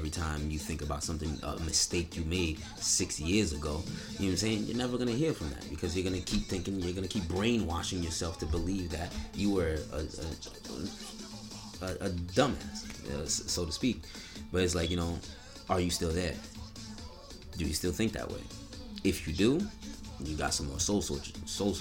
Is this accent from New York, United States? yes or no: yes; Niagara Falls, New York, United States; I'm from Niagara, New York